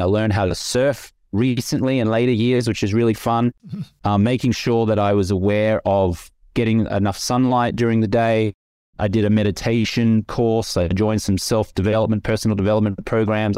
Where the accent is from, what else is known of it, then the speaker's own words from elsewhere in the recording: Australia; I grew up in the Australian culture